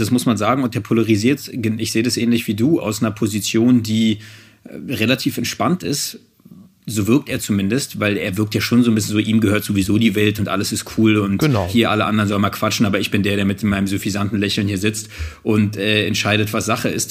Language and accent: German; Germany; ich bin selbst Deutscher, ich lebe hier in Deutschland und bin Deutscher